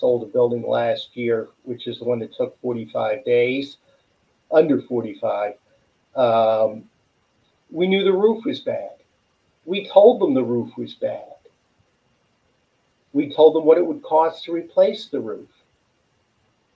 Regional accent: West Broward, Florida, United States; also born or lived in New York; I grew up in West Broward

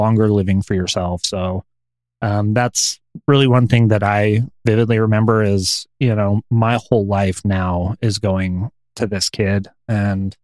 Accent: Colorado, United States; also born or lived in American Fork, Utah / Pueblo / Aurora; now in Salt Lake City, United States; I was born in American Fork, Utah, which is a suburb about an hour south of Salt Lake City. But I grew up primarily in Colorado. I lived in Colorado Springs, Pueblo, you know, Aurora

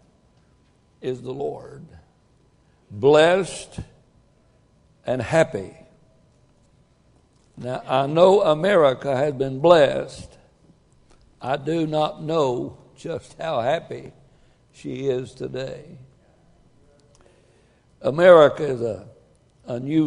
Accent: United States; I'm an American.

